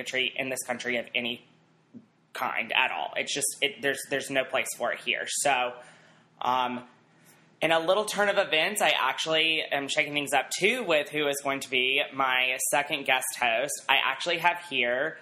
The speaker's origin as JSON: {"language": "English", "region": "Alabama", "country": "United States", "said": "I'm from Alabama"}